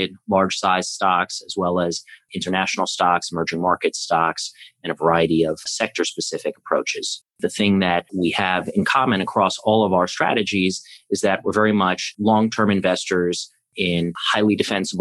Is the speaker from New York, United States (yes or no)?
yes; New York City, New York, United States; I grew up here in New York City, where I'm speaking to you from